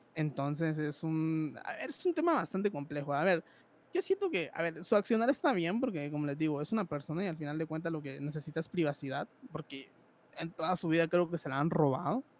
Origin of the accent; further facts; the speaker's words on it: Guatemala; Yo soy de Guatemala, un país tercermundista hasta la verga.